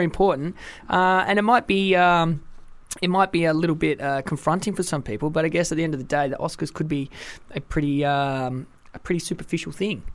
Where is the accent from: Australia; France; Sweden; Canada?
Australia; also born or lived in Wales; I'm a Welsh Australian.